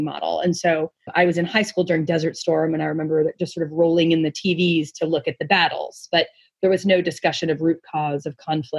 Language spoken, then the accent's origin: English; New Jersey, United States; also born or lived in New York; I was born in New Jersey